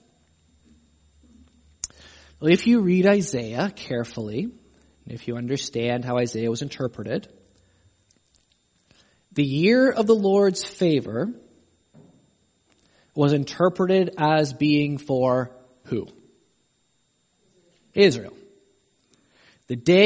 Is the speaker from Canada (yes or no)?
yes; Canada; I'm Canadian